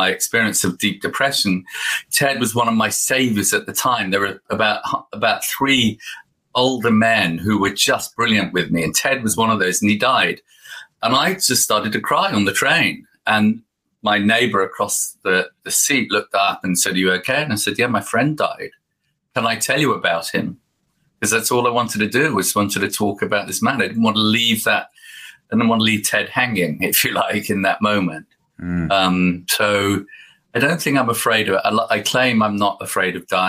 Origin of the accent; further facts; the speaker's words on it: United Kingdom; now in Devon, United Kingdom; as a Brit